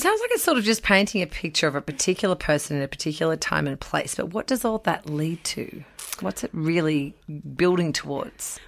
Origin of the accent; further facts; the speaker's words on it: Australia; This is where I grew up